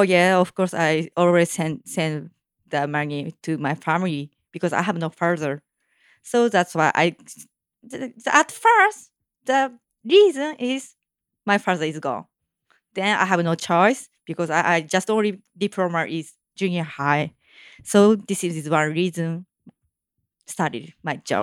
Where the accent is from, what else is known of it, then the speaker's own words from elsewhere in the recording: Tokyo, Japan; my hometown is also Tokyo